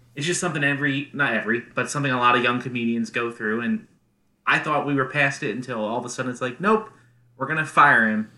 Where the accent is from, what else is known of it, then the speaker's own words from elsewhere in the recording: Philadelphia, Pennsylvania, United States; Philadelphia, my hometown.